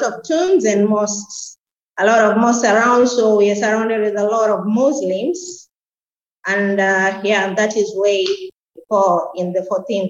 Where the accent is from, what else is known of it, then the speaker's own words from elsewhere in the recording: Mombasa, Mombasa County, Kenya; moved away as an adult; also born or lived in Msabaha, Kilifi County, Kenya; now in Kilifi County, Kenya; I was born here in Kilifi County at a village called Msabaha. It's just within the parameters of Malindi town, a few kilometers to the center. So I grew up in Mombasa, and when I was 22, I decided to come back home in Kilifi County